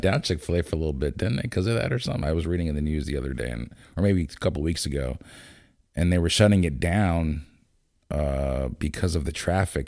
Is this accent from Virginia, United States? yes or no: no; Lancaster, Pennsylvania, United States; also born or lived in Landisville; growing up in Lancaster